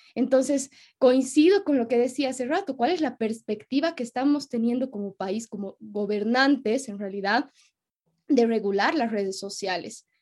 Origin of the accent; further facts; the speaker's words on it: Bolivia; como somos bolivianos